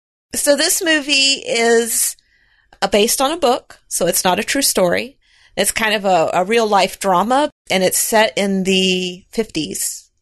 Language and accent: English; the South, United States; accent: southern; because I came from the South. I don't live in the South anymore.